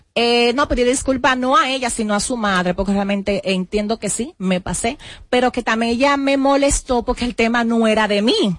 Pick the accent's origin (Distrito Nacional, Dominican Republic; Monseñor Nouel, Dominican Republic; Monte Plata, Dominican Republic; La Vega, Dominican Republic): Distrito Nacional, Dominican Republic; Sabana Perdida; yo vengo de Sabana Perdida, yo fui camarera